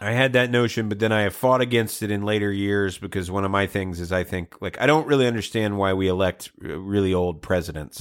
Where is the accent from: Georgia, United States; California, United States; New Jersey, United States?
Georgia, United States; I grew up in Georgia